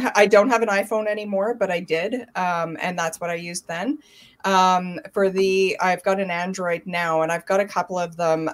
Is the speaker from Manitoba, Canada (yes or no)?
yes; Thompson, Manitoba, Canada; I grew up in Thompson, Manitoba, which is about eight hours north of Winnipeg.